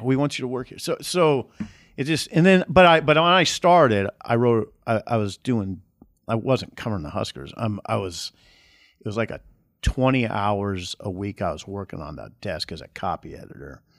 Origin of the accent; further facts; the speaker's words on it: Columbus, Nebraska, United States; Columbus, I grew up in Columbus